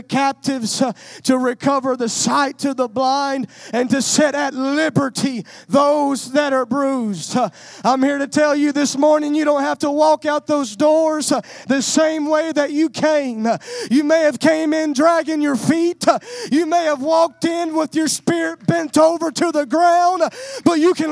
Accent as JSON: {"language": "English", "region": "Louisiana", "country": "United States", "tie": "born or raised there", "moved": "yes", "lives_now": "West Texas, United States", "said": "I was raised in Louisiana, but I moved to West Texas"}